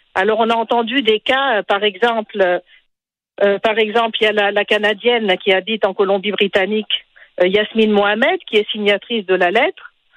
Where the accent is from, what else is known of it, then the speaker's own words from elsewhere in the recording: Tunisia; je suis tunisienne.